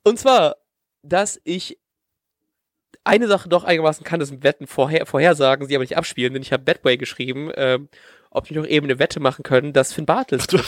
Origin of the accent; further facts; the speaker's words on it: East Frisia, Lower Saxony, Germany; moved away; ich bin ja grad in meiner Heimat in Ostfriesland, ähm, in meinem Zimmer hier